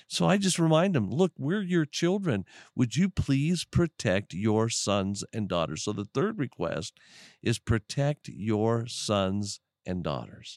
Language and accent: English; United States; We as Americans, since I'm an American